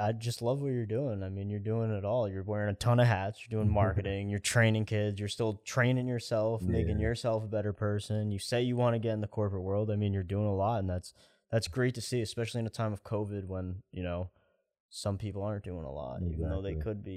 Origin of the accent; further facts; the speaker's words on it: Poughkeepsie, New York, United States; moved away; I have a friend in Poughkeepsie back in my hometown